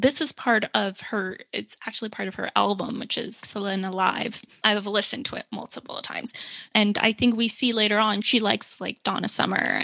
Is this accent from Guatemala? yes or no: no; Canada; I was born in Canada. Both of my parents are Salvadorian.